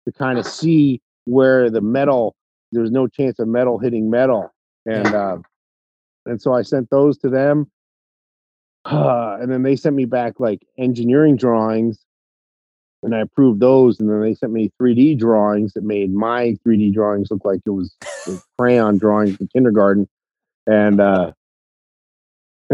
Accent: North Carolina, United States; now in Las Vegas, United States; I'm from North Carolina

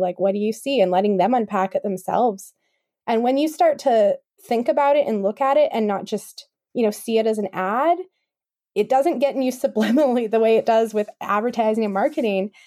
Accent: Kamloops, British Columbia, Canada; also born or lived in West Kootenays; I grew up in Kamloops

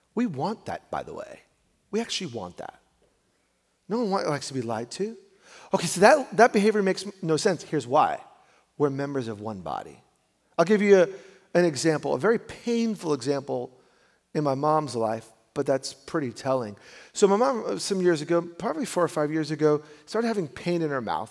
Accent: New York, United States; I'm a New Yorker

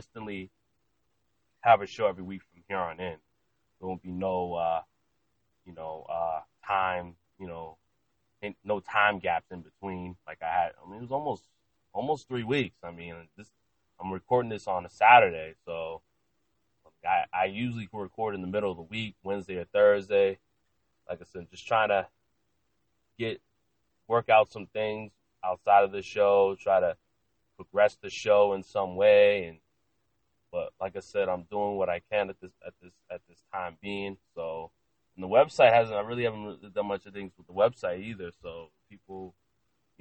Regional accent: Lynn, Massachusetts, United States; also born or lived in Salem, Massachusetts; now in Mansfield, United States; I'm originally from Lynn, Massachusetts

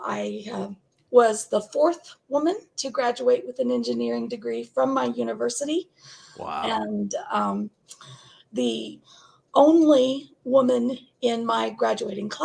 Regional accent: Northwest Arkansas, United States; I grew up in Northwest Arkansas, the extreme Northwest corner of Arkansas

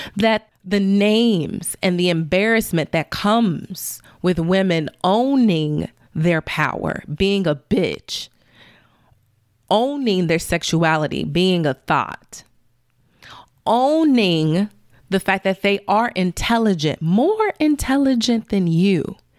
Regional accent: Chicago, Illinois, United States; I'm from Chicago

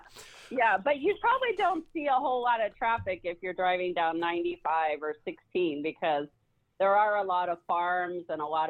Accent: California, United States; also born or lived in Pennsylvania; now in Georgia, United States; I'm originally from the Pennsylvania area, but I grew up in the central part of California.

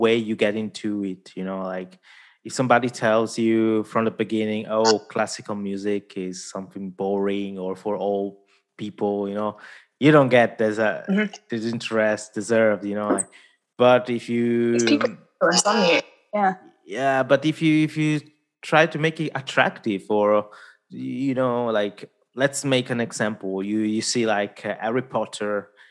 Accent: Italy; first language Italian; English is a second language; Italian, my mother tongue

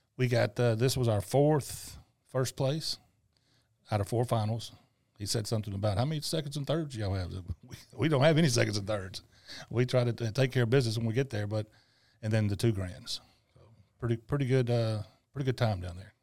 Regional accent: Tunica, Mississippi, United States; tunica was a, was my hometown

